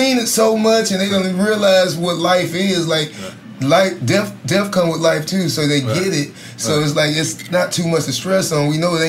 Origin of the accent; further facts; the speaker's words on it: the South, United States; I'm from the South.